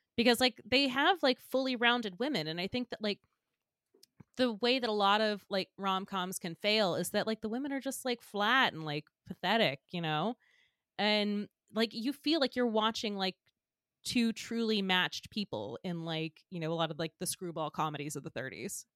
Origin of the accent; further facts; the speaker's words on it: Georgia, United States; moved away as an adult; now in New York, United States; I grew up in Georgia, and I would come to Man Manhattan to see, like, my aunt and uncle growing up